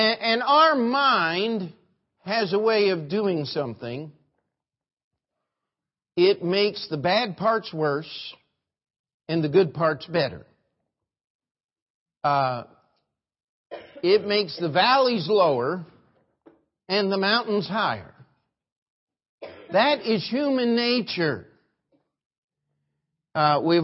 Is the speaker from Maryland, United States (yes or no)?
yes; Maryland, United States; the church I grew up in Maryland